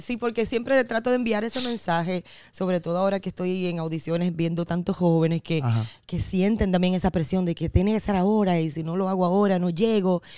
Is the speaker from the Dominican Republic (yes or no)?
yes; Dominican Republic; en un concurso de voz que había en mi pueblo, en República Dominicana